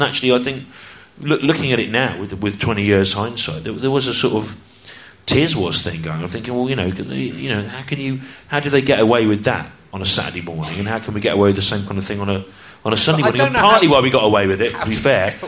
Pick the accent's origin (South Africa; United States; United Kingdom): United Kingdom; the Midlands, England; I grew up in the Midlands